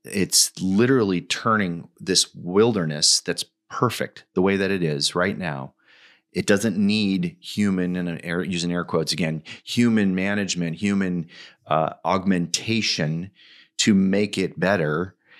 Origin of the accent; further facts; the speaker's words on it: Washington, United States; in my home state of Washington, where I currently live